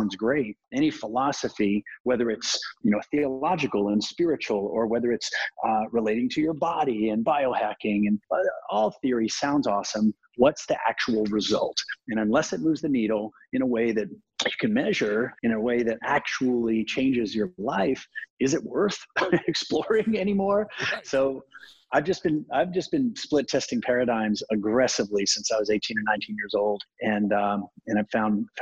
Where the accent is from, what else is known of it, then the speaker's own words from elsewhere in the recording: South Texas, United States; I grew up in South Texas